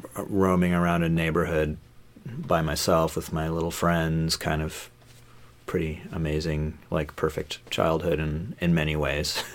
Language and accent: English; Los Angeles, California, United States; moved away; I grew up in Los Angeles, like, um, mostly on the West Side, like, uh, I guess, I guess what's, what's now, like, the Pacific Palisades